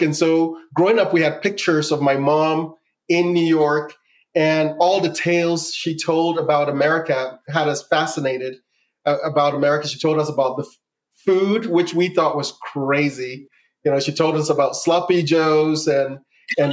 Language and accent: English; Accra, Greater Accra, Ghana; now in United States; I grew up in the capital of Ghana, which is called Accra